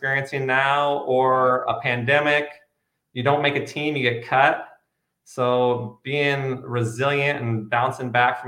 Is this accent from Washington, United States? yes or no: no; Grants Pass, Oregon, United States; also born or lived in Portland, Oregon; I grew up in Southern Oregon. I went to Grants Pass High School